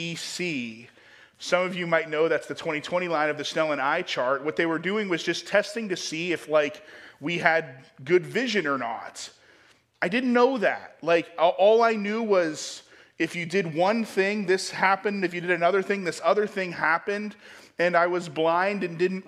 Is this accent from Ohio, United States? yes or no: yes; Ohio, United States; moved away; I grew up in Ohio